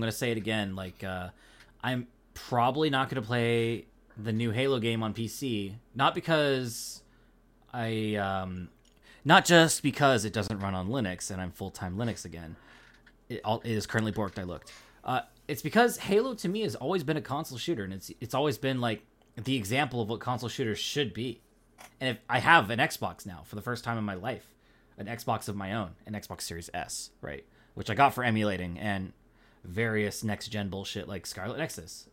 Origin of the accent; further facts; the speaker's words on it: Pacific Northwest, United States; accent: Pacific Northwest; I'm not from the East Coast. I'm from the Pacific Northwest.